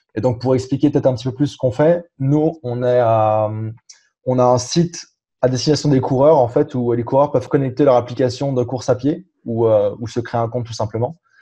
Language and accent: French; France; moved away as an adult; also born or lived in Germany / England; now in Montreal, Canada; je suis rentré en France, j'avais 5 euh, ans. Donc entre 5 ans et 18 ans, j'ai fait le, le, cursus classique euh, français.